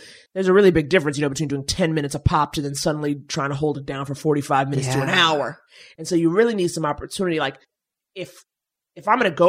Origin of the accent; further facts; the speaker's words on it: New York, United States; I was from New York